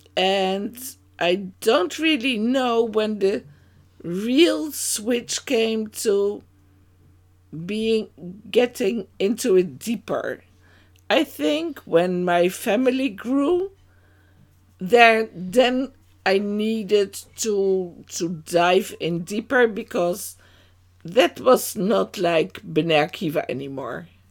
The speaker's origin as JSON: {"language": "English", "town": "Amsterdam", "region": "North Holland", "country": "Netherlands", "tie": "born or raised there", "moved": "as an adult", "lives_now": "Amersfoort, Netherlands", "said": "I was born in Amsterdam to two Dutch parents, and that's already quite a time ago. And, yeah, it was in Amsterdam Oost, in the east of Amsterdam. there we grew up"}